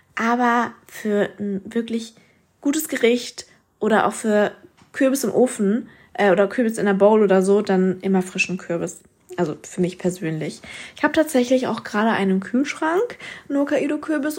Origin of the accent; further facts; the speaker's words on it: Mannheim, Baden-Württemberg, Germany; bei uns in Mannheim